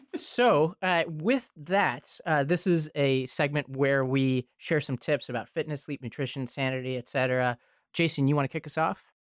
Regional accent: New York City, New York, United States; I grew up in Staten Island, New York, and, and partially in this town called Travis

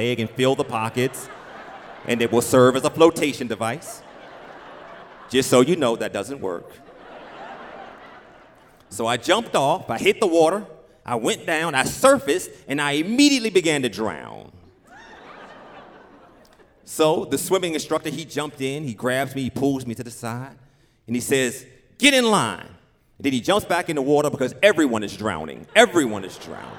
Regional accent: Richmond, Virginia, United States; I grew up in Richmond, Virginia, as I said, in this neighborhood, Oak Grove, Bellmead, Blackwell, inner city

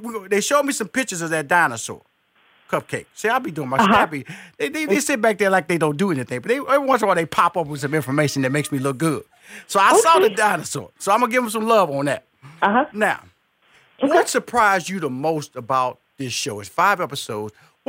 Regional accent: New Orleans, Louisiana, United States; I'm from New Orleans area.

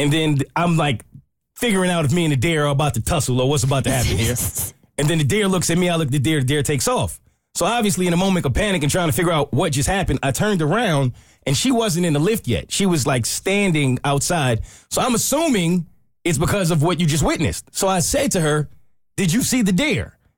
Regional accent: New York, United States; moved away; I'm from New York.

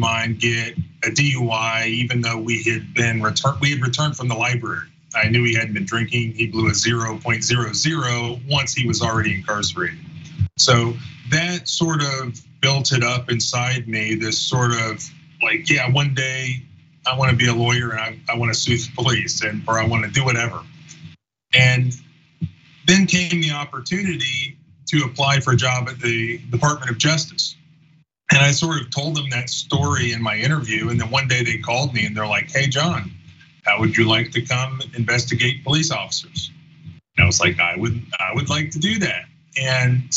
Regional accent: Florida, United States; I grew up in Florida

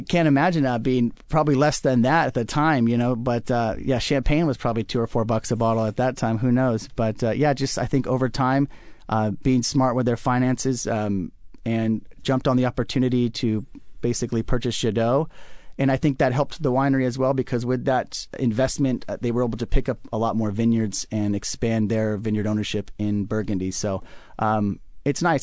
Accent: Orange County, California, United States; also born or lived in San Luis Obispo; I grew up in Orange County

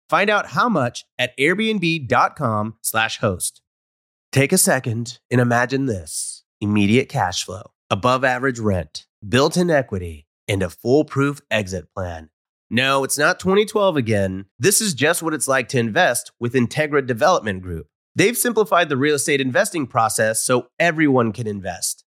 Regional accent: Houston, Texas, United States; moved away as an adult; I grew up here

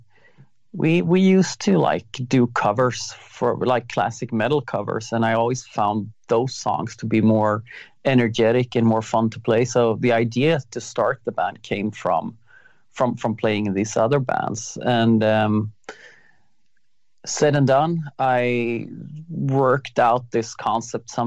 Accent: Sweden; I'm in Sweden right now. I'm in my hometown

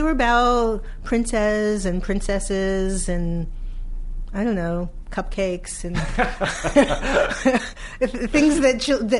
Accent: New York City, New York, United States; I am from Brooklyn.

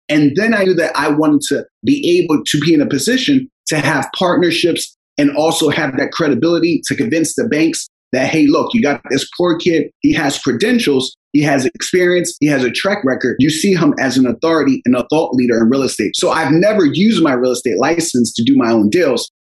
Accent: Philadelphia, Pennsylvania, United States; I grew up in Philadelphia with my six siblings and a single parent household

